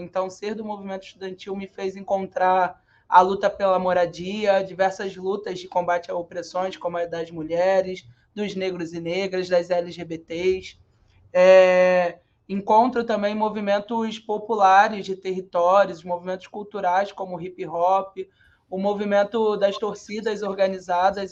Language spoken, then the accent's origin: Portuguese; Rio de Janeiro, Brazil; Eu sou cria do São Carlos, lá a comunidade do centro do Rio de Janeiro, filha de favelados e neta de nordestino